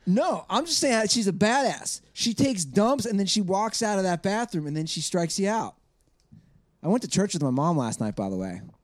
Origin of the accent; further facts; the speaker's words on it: Midwest, United States; I'm from the Midwest.